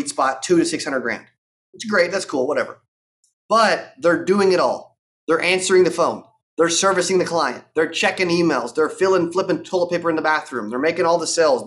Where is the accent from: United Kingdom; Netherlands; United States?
United States; Arkansas; I'm from Arkansas. Like, I grew up in a town for 8,000